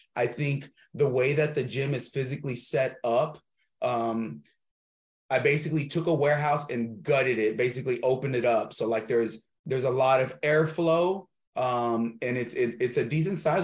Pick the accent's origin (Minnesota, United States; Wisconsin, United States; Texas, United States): Texas, United States; open up another gym in different cities in texas maybe one in my hometown